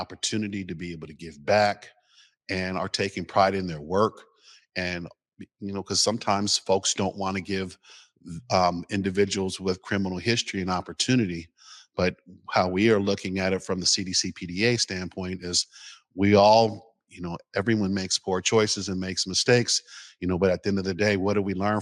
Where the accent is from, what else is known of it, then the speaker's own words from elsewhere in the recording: Seattle, Washington, United States; I'm from the Central District. You know, I'm from 25th and Union, and the community that I grew up with is no longer there.